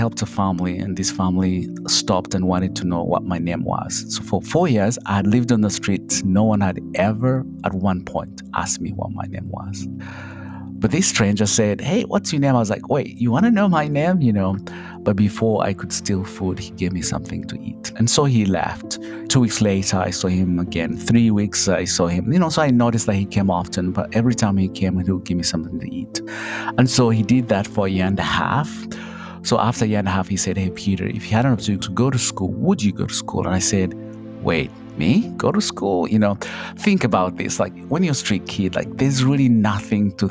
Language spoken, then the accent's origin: English; Kabale, Western Region, Uganda; moved away; I come from Uganda, in a small little village called Kabale, you know, at the border of Uganda, Rwanda, and Congo. I grew up poor